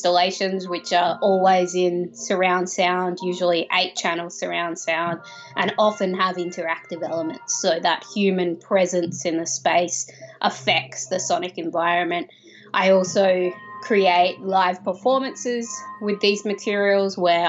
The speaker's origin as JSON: {"language": "English", "country": "Australia", "said": "I'm an Australian sound artist and composer"}